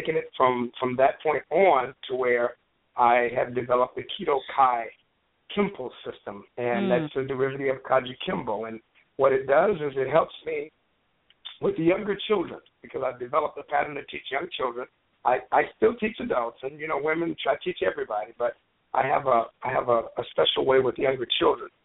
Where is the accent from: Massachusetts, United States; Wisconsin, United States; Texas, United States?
Texas, United States; Abilene; I'm back in my hometown of Abilene, Texas